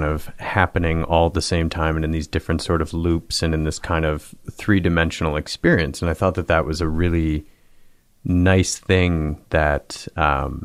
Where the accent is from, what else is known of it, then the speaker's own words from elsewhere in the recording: Michigan, United States; I was like a big, you know, Detroit Pistons fan growing up in Michigan